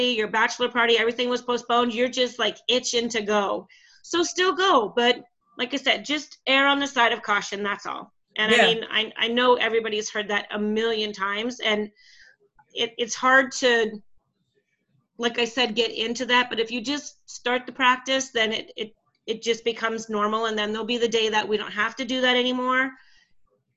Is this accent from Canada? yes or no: yes; Canada; moved away; My hometown in Canada